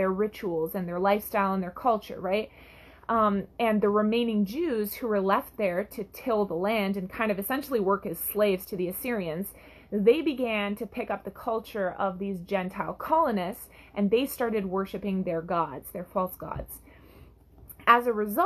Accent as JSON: {"language": "English", "country": "Canada", "said": "I'm from Canada"}